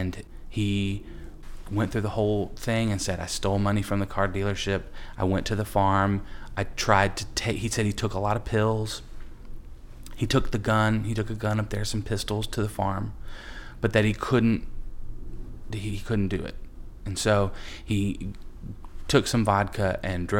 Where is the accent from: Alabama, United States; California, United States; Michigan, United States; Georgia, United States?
Alabama, United States; Huntsville; I'm originally from Huntsville, Alabama, and we had a farm outside the city